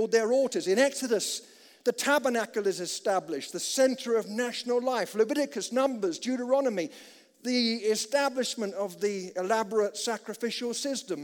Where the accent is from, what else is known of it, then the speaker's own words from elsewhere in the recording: United Kingdom; as a British chap